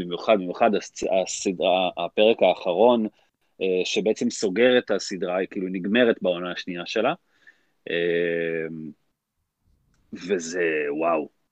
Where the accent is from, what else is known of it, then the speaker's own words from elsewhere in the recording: Israel; אנחנו ישראלים